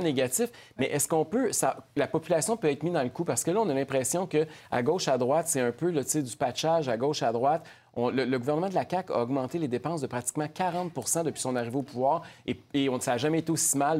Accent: Quebec, Canada; en tant que Québécois de promouvoir le français

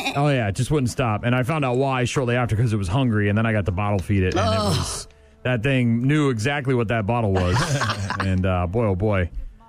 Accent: Nashua, New Hampshire, United States; moved away; I grew up in Nashua, New Hampshire

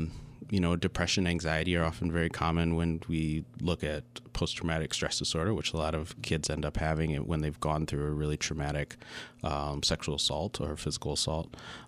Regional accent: Lansing, Michigan, United States; also born or lived in Wisconsin; I grew up in Lansing my whole life. I did a little sabbatical and lived in Wisconsin for a little bit of time.

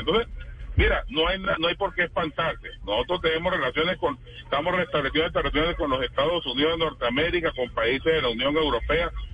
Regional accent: Venezuela; mi pueblo

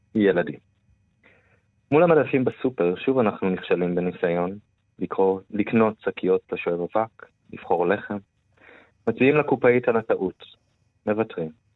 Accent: Israel; moved away as an adult; now in Berlin, Germany; אחד הדברים המרכזיים שלי בהוויה כישראלי היא, אי שייכות

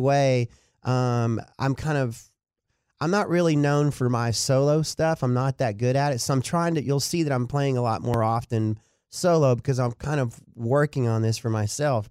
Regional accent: Dallas, Texas, United States; also born or lived in Duncanville, Texas / Denton, Texas; Lakewood Elementary is where I went to elementary, went to J L Long Junior High

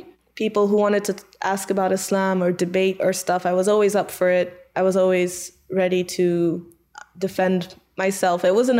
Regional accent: Iowa, United States; born there; also born or lived in Malaysia / Kuwait; I'm American Malaysian. I was born in Iowa. We moved to Malaysia. I did preschool in Malaysia and then we moved to Kuwait.

